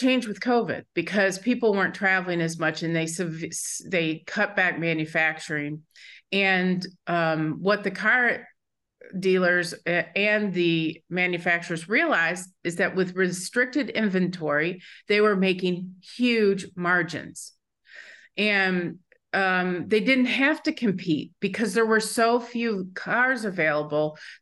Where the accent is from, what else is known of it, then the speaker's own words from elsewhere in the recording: Michigan, United States; I grew up in Michigan